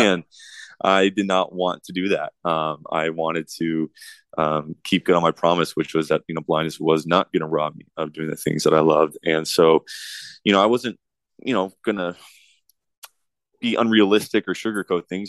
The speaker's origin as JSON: {"language": "English", "region": "Southern California", "country": "United States", "tie": "born or raised there", "said": "growing up in Southern California around the U S C Trojans"}